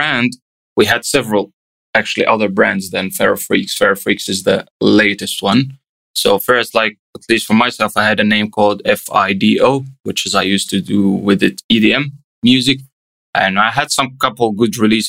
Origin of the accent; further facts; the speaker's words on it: Egypt; now in Helsinki, Finland; I'm originally from Egypt